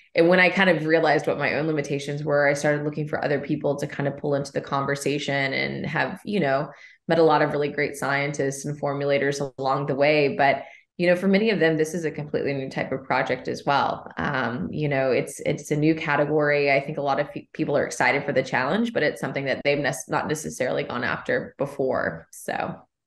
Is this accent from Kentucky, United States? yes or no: yes; Kentucky, United States; moved away as an adult; also born or lived in New York / Shelbyville, Kentucky; I grew up along the Bourbon Trail. I'm, I'm from Kentucky.